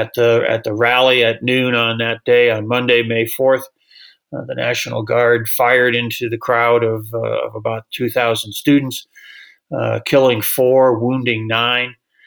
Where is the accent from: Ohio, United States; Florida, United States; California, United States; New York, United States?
Ohio, United States; moved away; also born or lived in New Mexico; I went to Kent State University. I grew up in Ohio and went to Kent State for my undergraduate studies.